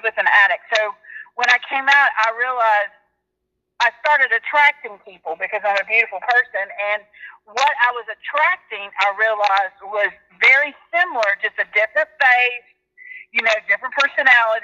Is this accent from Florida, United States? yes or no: yes; Pensacola, Florida, United States; I'm from Pensacola, Florida